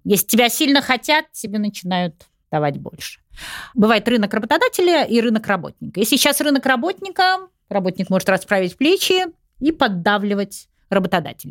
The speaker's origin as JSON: {"language": "Russian", "region": "Saint Petersburg", "country": "Russia", "moved": "as an adult", "lives_now": "Moscow, Russia", "said": "Я же из Питера сама. Угу. Я перебралась сюда, вот мне было около 30 лет."}